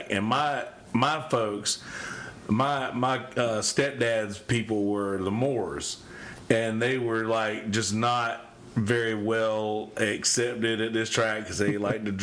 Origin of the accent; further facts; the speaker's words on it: Timmonsville, South Carolina, United States; Like I grew up at in Timmonsville track, dude.